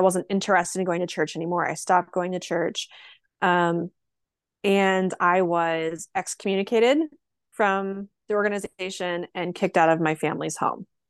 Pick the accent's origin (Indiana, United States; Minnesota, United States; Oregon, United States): Oregon, United States; rural; also born or lived in Portland, Oregon; I lived in my hometown for a little while until I moved to Portland, Oregon